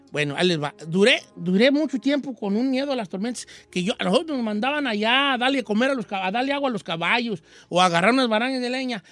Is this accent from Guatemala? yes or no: no; Michoacán, Mexico; yo soy de Michoacán